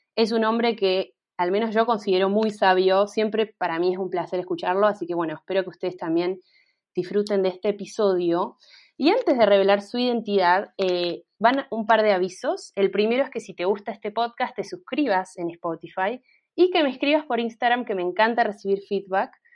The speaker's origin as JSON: {"language": "Spanish", "region": "Mendoza", "country": "Argentina", "moved": "yes", "lives_now": "Córdoba, Argentina", "said": "yo soy de Mendoza, pero vivo en Córdoba"}